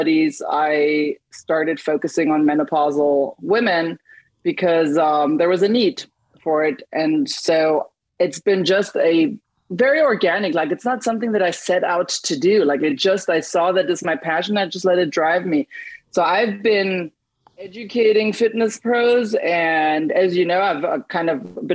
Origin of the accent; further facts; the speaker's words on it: Germany; moved away; I grew up in Germany